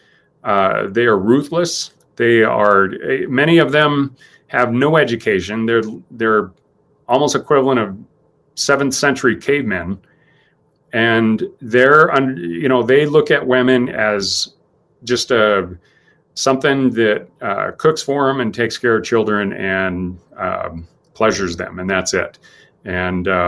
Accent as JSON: {"language": "English", "country": "United States", "said": "as an American"}